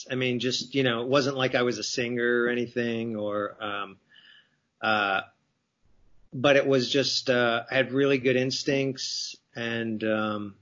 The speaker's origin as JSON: {"language": "English", "region": "New Jersey", "country": "United States", "tie": "born or raised there", "moved": "as an adult", "said": "growing up in New Jersey, or on the East Coast"}